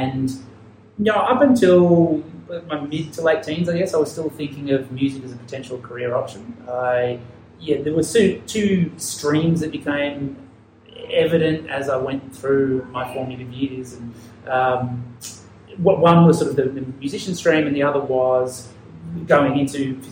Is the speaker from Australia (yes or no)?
yes; Ballarat, Victoria, Australia; accent: Australian; moved away as an adult; now in Japan; I grew up in Australia, near Melbourne, basically 100 kilometres outside Melbourne, in a country town or city, depending on how you want to define it, called Ballarat.